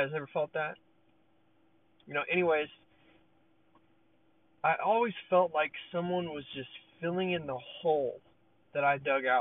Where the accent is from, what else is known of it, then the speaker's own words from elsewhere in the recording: Peoria, Arizona, United States; I'm from Arizona. So I'm in Peoria, Arizona